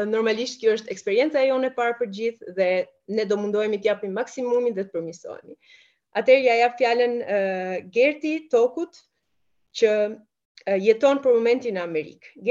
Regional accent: Burrel, Dibër County, Albania; moved away as an adult; also born or lived in Italy / Belgium; vi nga Burreli, jam larguar nga Shqipëria që në vitin 2010 dhe kam shkuar në Itali

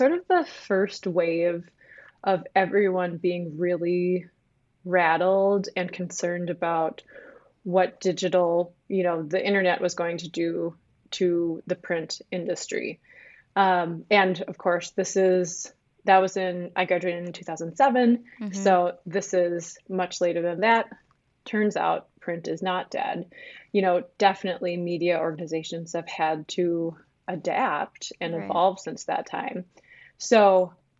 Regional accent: northern Minnesota, United States; also born or lived in Ketchikan, Alaska; I grew up in northern Minnesota. I was born in Ketchikan, Alaska, but all of my upbringing has been here in Minnesota

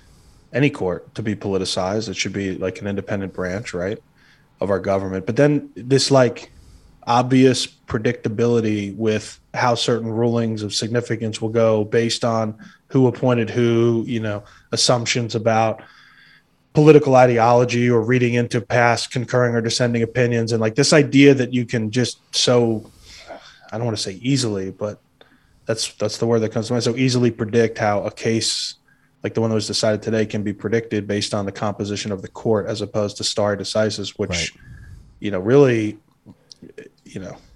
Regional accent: New York, United States; now in Florida, United States; I grew up in New York

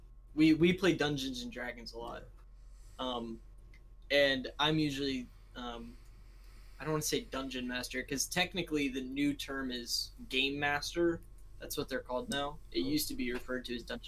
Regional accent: United States; I'm just American.

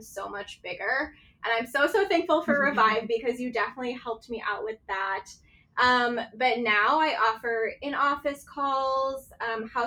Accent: East Coast, United States; now in Scottsdale, United States; growing up on the East Coast

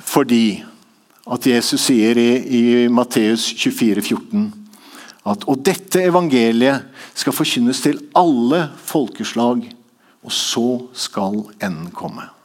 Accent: Tanzania; born there; Så jeg gikk bort til han etterpå og sa jeg, jeg er født i Tanzania.

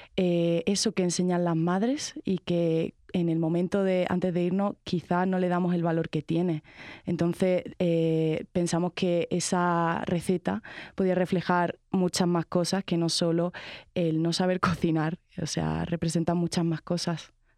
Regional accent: Torre del Mar, Andalusia, Spain; estando en mi casa en Málaga, bueno, concretamente en Torre del Mar, que es mi pueblo

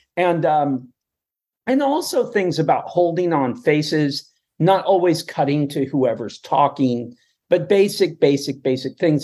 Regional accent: United States; also born or lived in Ireland / Nogales, Arizona / Calexico, California / El Centro, California; I grew up on the Mexican border um, in these little towns, Nogales, Arizona, and then Calexico and El Centro, California

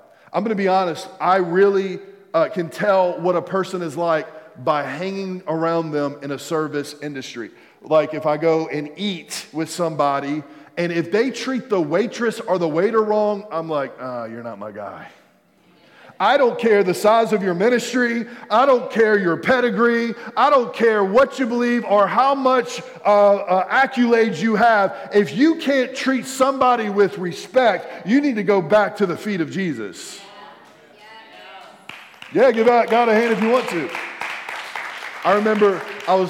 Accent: United States; I'm a believer before I'm American

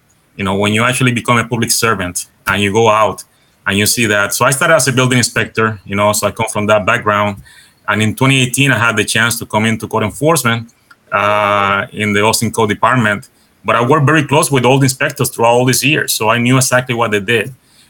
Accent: Puerto Rico; accent: Caribbean; first language Spanish; English is a second language; moved away as an adult; also born or lived in Massachusetts; I was born and raised in Puerto Rico.

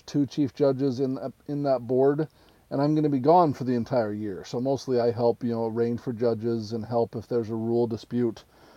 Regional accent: Utah, United States; I was actually born and raised in Utah

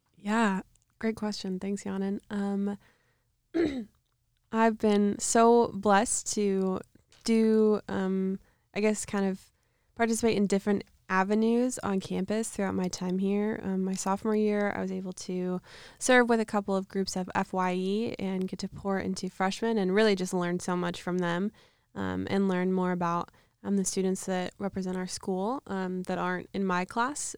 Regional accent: outside of Dallas, Texas, United States; I'm from outside of Dallas, Texas

